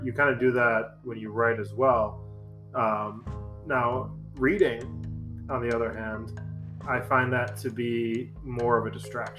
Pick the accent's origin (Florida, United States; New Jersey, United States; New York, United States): New York, United States; Buffalo; moved away as an adult; now in San Diego, United States; I grew up in Buffalo, New York, right? And kind of a blue collar town.